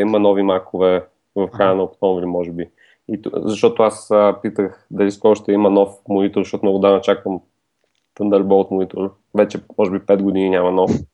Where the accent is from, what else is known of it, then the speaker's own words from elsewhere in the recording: Bulgaria; сме българи